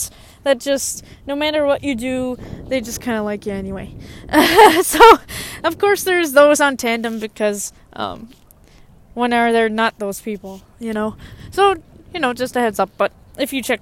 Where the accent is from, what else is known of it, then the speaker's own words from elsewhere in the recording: Minnesota, United States; I'm American. I'm Minnesotan. I consider myself Minnesotans.